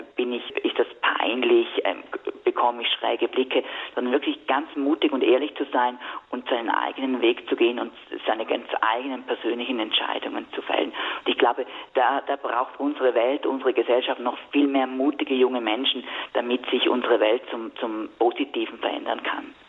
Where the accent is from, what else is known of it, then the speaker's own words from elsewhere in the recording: Switzerland; bei uns in der Schweiz damals so sehr jung gefirmt. Ich glaube, ich war da zwölf